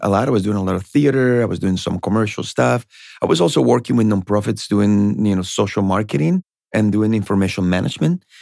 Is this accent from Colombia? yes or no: yes; Colombia; English is a second language; now in Boston, United States; I was born in Colombia. I, I got to United States to Boston in the early nineties